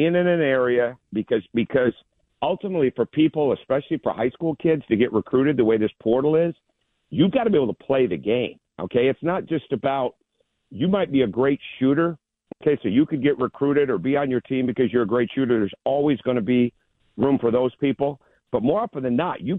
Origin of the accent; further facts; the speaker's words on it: Michigan, United States; growing up in Michigan